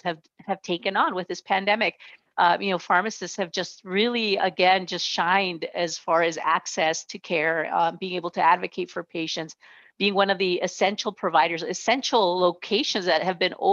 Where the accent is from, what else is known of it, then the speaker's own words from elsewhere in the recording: Nogales, Arizona, United States; now in Tucson, United States; I grew up just a few miles south of here in Nogales, Arizona, right on the border between Mexico and the United States. I grew up on the American side